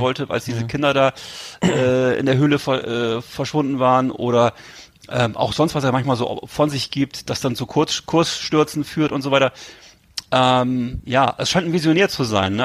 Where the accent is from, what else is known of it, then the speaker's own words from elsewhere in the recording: Germany; Ich war natürlich als Deutscher